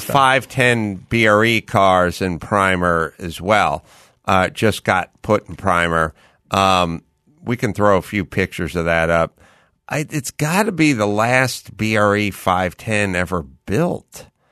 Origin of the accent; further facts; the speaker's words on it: Los Angeles, California, United States; I grew up in the San Fernando Valley and I grew up without air conditioning